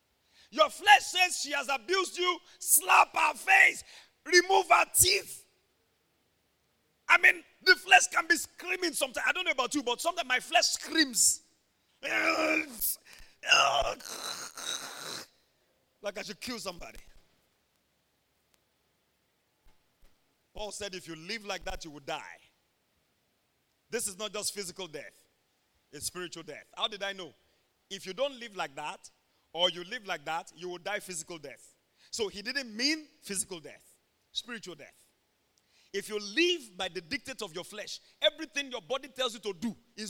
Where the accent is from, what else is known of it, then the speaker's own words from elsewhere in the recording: Ondo, Nigeria; we come from Ondo State, Nigeria, where the breakfast is pounded yam, lunch is pounded yam, dinner is pounded yam. We never get tired of it. I grew up seeing my mom carrying hot pot.